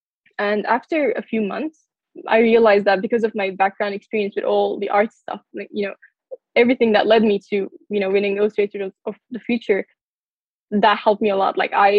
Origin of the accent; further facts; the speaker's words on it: United States; born there; So I was born in the United States. So I had a citizenship and like I always wanted to study here.